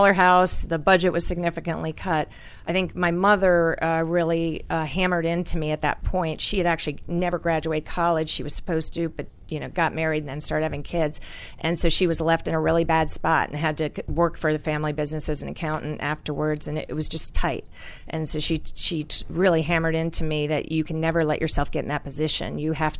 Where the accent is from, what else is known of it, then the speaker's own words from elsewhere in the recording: Washington, District of Columbia, United States; I grew up in this area